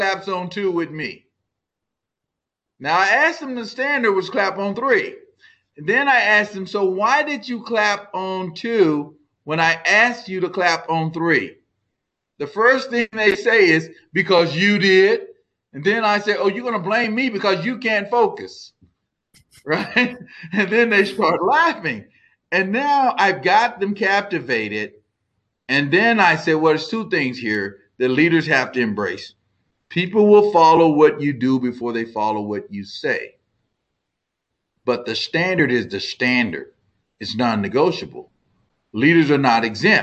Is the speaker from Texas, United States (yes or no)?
yes; Texas, United States; I'm from Texas